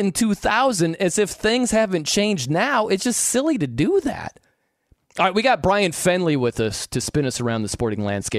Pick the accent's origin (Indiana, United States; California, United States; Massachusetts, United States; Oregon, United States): Indiana, United States; South Bend; I don't think everybody is, but I almost have to preface it when I say I'm from South Bend.